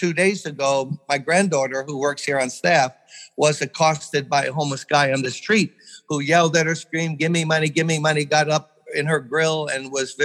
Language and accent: English; Brooklyn, New York, United States; I'm born and raised in Brooklyn.